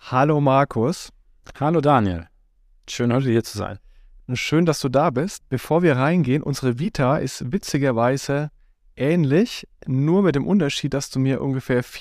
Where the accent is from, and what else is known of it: Düsseldorf, North Rhine-Westphalia, Germany; born or raised there; moved away; also born or lived in United States